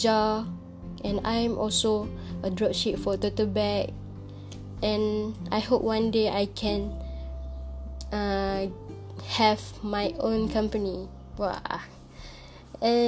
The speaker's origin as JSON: {"language": "English", "region": "Kedah", "country": "Malaysia", "tie": "born or raised there", "said": "I go back to my hometown in Kedah."}